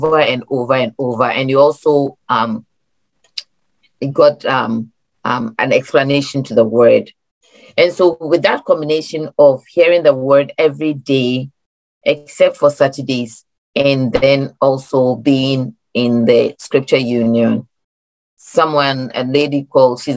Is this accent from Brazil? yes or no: no; Ghana; now in Maryland, United States; I'm Ghanaian, born in Ghana, migrated here